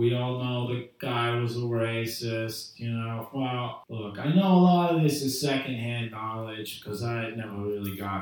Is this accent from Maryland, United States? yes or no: no; Providence, Rhode Island, United States; I'm from New England. I'm from right here in Providence